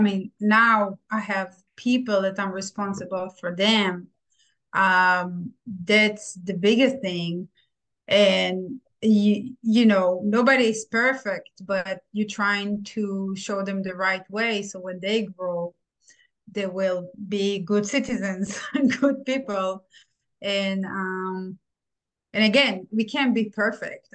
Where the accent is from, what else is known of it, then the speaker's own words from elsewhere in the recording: Israel; moved away as an adult; now in United States; I'm from Israel. I immigrated to United States 17 years ago